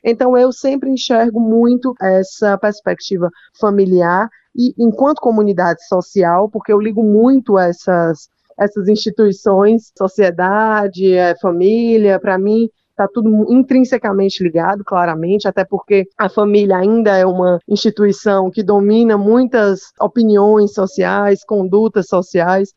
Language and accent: Portuguese; Fortaleza, Ceará, Brazil; eu sou de Fortaleza, né? inclusive sou a única filha nordestina